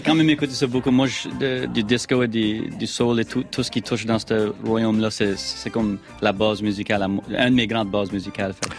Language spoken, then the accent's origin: French; Acadia, Canada; accent: Acadian; je suis un Acadien